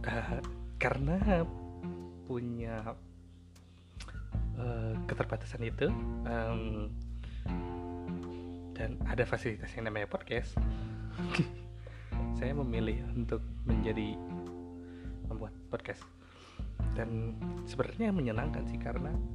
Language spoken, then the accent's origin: Indonesian; Bandung, West Java, Indonesia; born there; masih tapi uh, lahir di Bandung uh, kuliah di Universitas Pendidikan Indonesia di UPI jurusan seni rupa